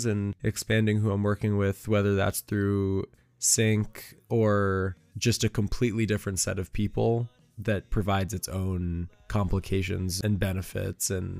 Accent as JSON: {"language": "English", "region": "New York", "country": "United States", "tie": "born or raised there", "also_born_or_lived": "Nashville, Tennessee", "moved": "yes", "lives_now": "Los Angeles, United States", "said": "growing up in New York, I was always surrounded by that big city feel."}